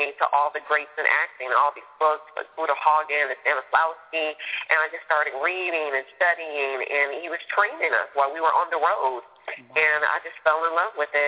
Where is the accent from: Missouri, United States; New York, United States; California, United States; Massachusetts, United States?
California, United States; San Francisco; I grew up in San Francisco